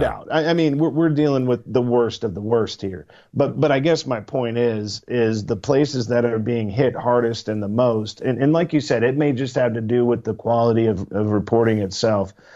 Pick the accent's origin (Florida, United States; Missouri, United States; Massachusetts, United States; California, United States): Missouri, United States; I am from Missouri. I live in the Show Me State.